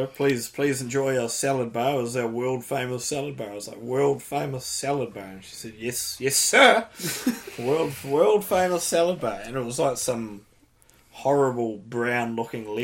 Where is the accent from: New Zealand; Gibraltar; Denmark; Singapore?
New Zealand; I'm from New Zealand.